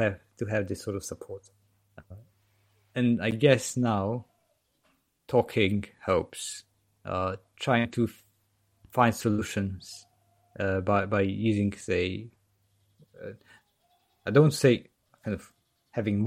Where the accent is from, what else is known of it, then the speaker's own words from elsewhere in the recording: Poland; now in United Kingdom; I'm from Poland and live in the UK